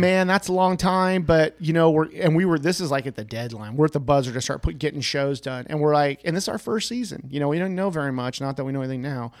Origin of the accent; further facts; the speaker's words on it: the Sierras, California, United States; I grew up in the Sierras catching trout